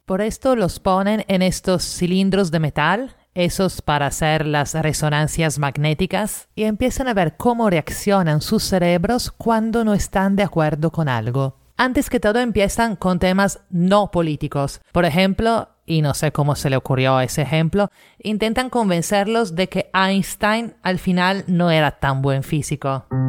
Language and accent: Spanish; Italy; now in Lima, Peru; italiana en Lima